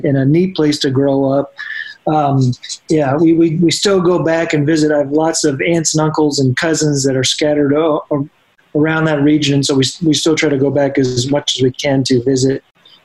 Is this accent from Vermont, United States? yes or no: yes; Vermont, United States; moved away as an adult; also born or lived in Fort Wayne, Indiana; now in Indianapolis, United States; I spent most of my years growing up in Vermont